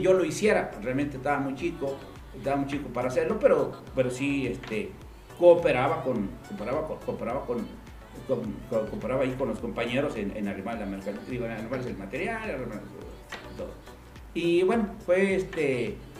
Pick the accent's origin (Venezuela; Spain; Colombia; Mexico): Mexico; Aguascalientes; Soy de Aguascalientes. Mis padres son hidrocálidos